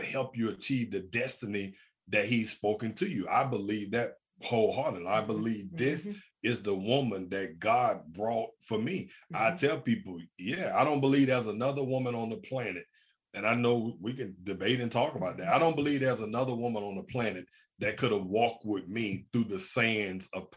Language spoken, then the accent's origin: English; Birmingham, Alabama, United States; I grew up in Birmingham, Alabama. I grew up in the hood without a father